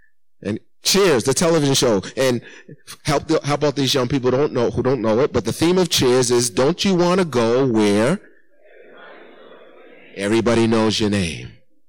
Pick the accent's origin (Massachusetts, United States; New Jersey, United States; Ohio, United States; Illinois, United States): Massachusetts, United States; Because though I was raised here in Massachusetts, there's one thing I know about us people from Massachusetts.